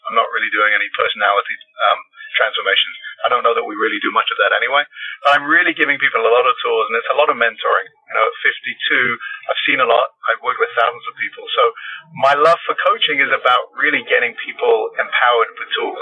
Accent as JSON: {"language": "English", "region": "London", "country": "United Kingdom", "moved": "as an adult", "lives_now": "Los Angeles, United States", "said": "I am from London, England. Lived in Los Angeles since 1983"}